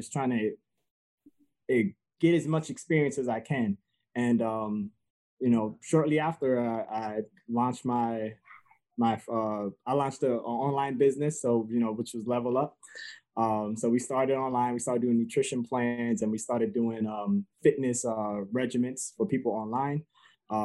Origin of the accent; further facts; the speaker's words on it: New York City, New York, United States; also born or lived in Connecticut; now in Stratford, Connecticut, United States; I originally grew up in Bronx, New York, and I was raised in mainly a single family home